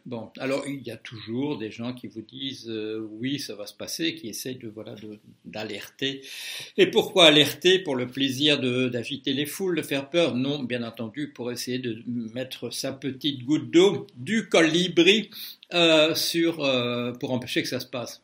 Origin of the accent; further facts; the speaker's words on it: Belgium; je suis belge de naissance